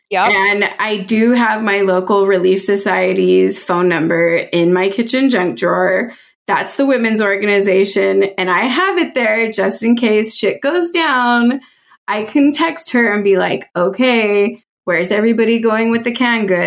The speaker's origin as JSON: {"language": "English", "town": "Virginia Beach", "region": "Virginia", "country": "United States", "tie": "born or raised there", "also_born_or_lived": "North Carolina", "said": "Okay, so I actually grew up in Virginia. Like I'm from the South. Um but like military family uh, mostly lived in Virginia Beach, a little bit in North Carolina."}